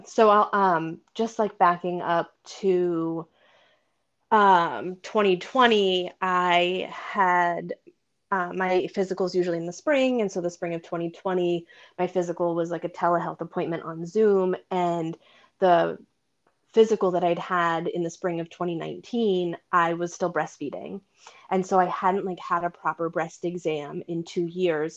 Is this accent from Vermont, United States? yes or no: yes; Vermont, United States; also born or lived in Boston area; now in Boston, United States; I grew up in Vermont and my sister and I both live in the area